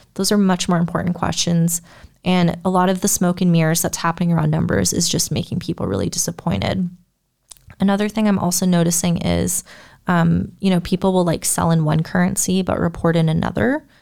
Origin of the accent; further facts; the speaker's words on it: United States; I'm an American